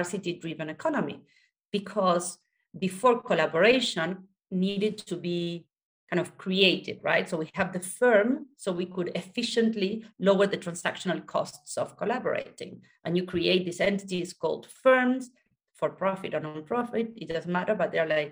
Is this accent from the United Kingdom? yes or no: no; Argentina; I was born in Argentina